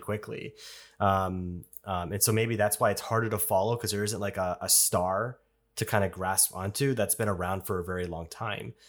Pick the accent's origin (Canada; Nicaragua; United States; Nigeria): Canada; I'm a Canadian